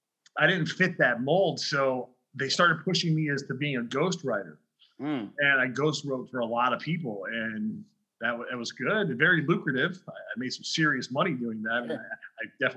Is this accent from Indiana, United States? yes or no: yes; Highland, Indiana, United States; moved away as an adult; also born or lived in Chicago / Colorado; I grew up in Indiana. Then after high school, I ended up in Chicago because I was DJing relentlessly.